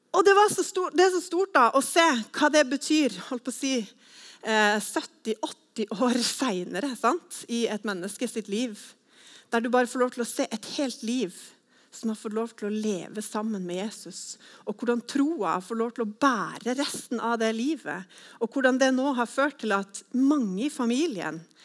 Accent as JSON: {"language": "Norwegian", "region": "Northern Norway", "country": "Norway", "moved": "as an adult", "lives_now": "Sandnes, Norway", "said": "jeg er fra en annen landsdel. Men eh, jeg er egentlig fra Nord-Norge, men flytta hit da for 15 år siden"}